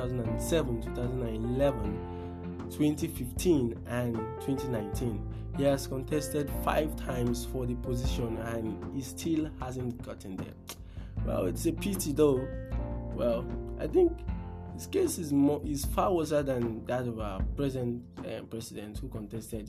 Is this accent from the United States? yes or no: no; Nigeria; in Nigeria here